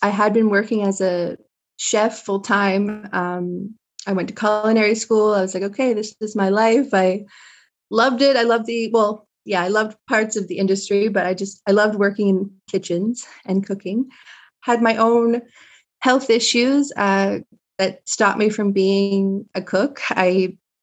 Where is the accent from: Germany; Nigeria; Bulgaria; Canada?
Canada; Eastern Shore, Nova Scotia; moved away as an adult; also born or lived in Newfoundland; now in Codroy Valley, Canada; I hail from Eastern Shore, Nova Scotia, which is about an hour outside of Halifax